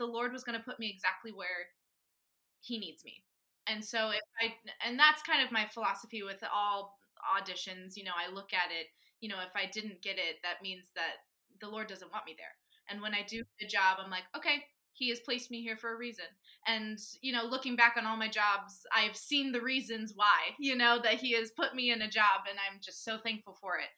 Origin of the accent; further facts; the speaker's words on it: Florida, United States; now in New York, United States; growing up in Florida